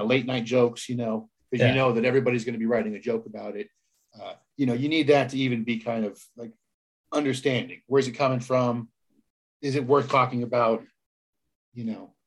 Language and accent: English; Palm Springs, California, United States; I grew up in Palm Springs, California